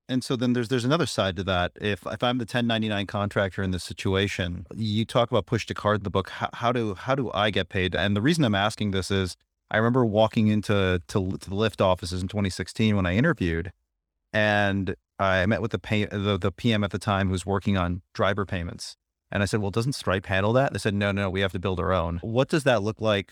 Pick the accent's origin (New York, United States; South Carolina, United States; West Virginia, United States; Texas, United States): New York, United States; Buffalo; moved away; also born or lived in Pittsburgh; My hometown's in Buffalo